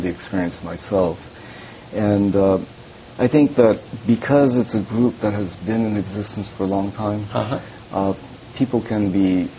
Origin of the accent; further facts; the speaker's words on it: Japan; born there; I also acknowledge the fact that I was born in Japan.